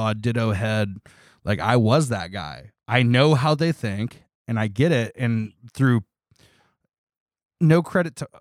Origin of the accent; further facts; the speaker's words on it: Toledo, Ohio, United States; also born or lived in Columbus, Ohio; I grew up in Toledo, Ohio.